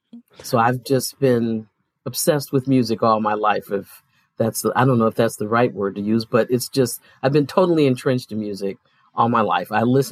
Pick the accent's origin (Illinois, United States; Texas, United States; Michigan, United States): Michigan, United States; Detroit; also born or lived in New York; Yes, I grew up in New York and Detroit.